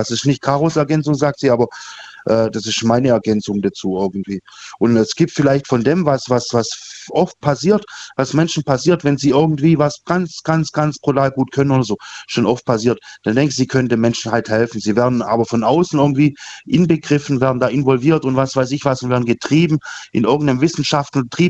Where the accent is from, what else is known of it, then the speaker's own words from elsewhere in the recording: Rottweil, Baden-Württemberg, Germany; Ja, ich komme aus Rottweil.